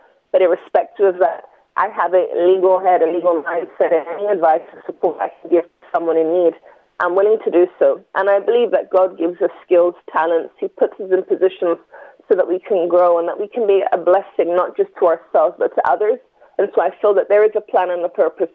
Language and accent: English; London, United Kingdom; also born or lived in Enfield; Born in London and grew up in Tottenham. My first few years were in Tottenham, North London, and then moved to Enfield